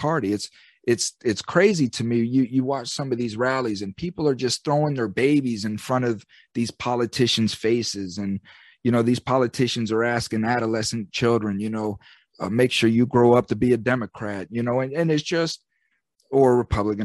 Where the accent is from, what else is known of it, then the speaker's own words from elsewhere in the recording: United States; I'm the American citizen